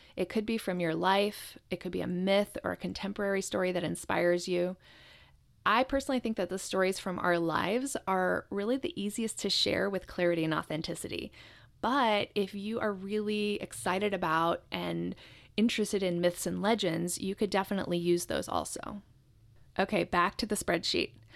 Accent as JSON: {"language": "English", "country": "Japan", "tie": "born or raised there", "moved": "yes", "said": "I was born in Japan, and Japanese culture is very close to my heart"}